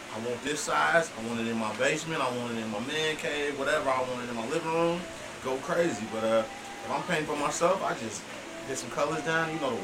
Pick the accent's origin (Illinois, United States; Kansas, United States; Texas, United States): Illinois, United States; Chicago; From the South Side, born and raised in Chicago.